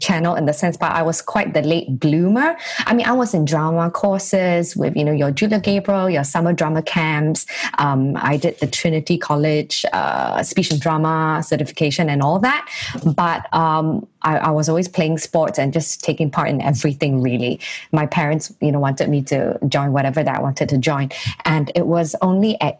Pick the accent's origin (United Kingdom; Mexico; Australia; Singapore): Singapore; I was being that Singaporean girl